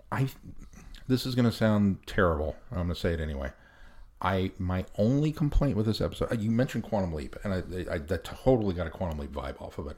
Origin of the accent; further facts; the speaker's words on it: United States; as an American